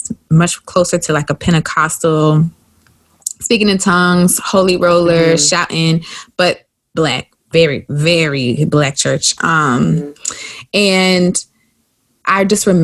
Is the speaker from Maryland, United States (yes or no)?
no; South Carolina, United States; growing up in the South